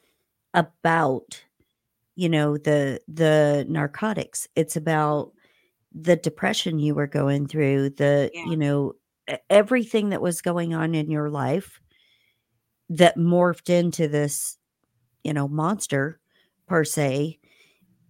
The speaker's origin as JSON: {"language": "English", "region": "Indiana", "country": "United States", "tie": "born or raised there", "moved": "yes", "said": "in between Bloomington and my hometown"}